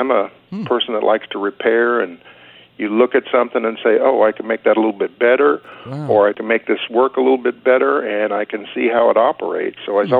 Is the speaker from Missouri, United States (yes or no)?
no; Bakersfield, California, United States; also born or lived in Los Angeles; Well, I was born in Los Angeles, but then we moved up into the San Joaquin area or valley when I was quite young, and I just stayed in Bakersfield, and I've been here pretty much all my life.